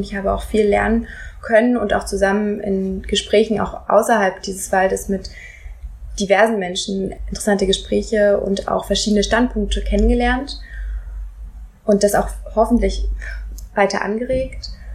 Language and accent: German; Hesse, Germany; Ich bin in Hessen aufgewachsen